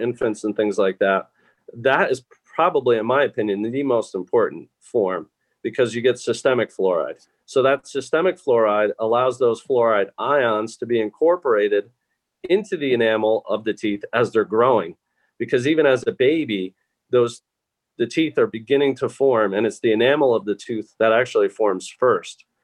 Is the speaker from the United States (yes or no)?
yes; New Jersey, United States; moved away; also born or lived in Pittsburgh, Pennsylvania; i grew up thankfully in New Jersey